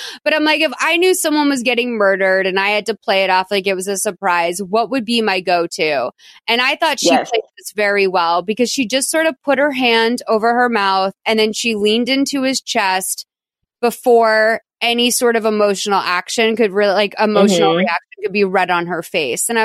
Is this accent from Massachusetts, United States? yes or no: yes; Boston, Massachusetts, United States; also born or lived in Lexington, Massachusetts; now in Los Angeles, United States; I was born in Brighton